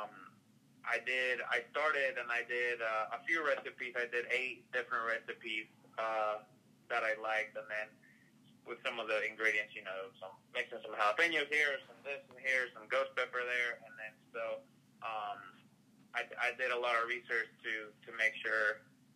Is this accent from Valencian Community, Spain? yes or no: no; Madrid, Community of Madrid, Spain; moved away as an adult; now in Tennessee, United States; I'm originally from Madrid